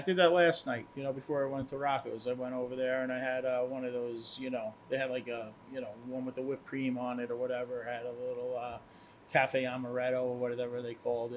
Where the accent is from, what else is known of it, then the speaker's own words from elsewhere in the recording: Port Jefferson, New York, United States; I grew up in Port Jeff